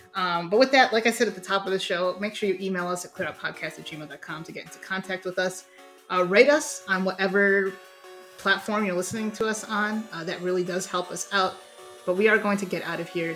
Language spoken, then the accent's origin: English; Ohio, United States; we're from Ohio